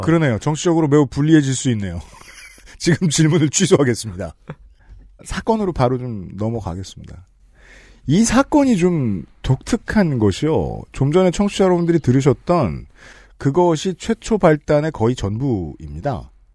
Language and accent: Korean; South Korea; 저는 한국 남자니까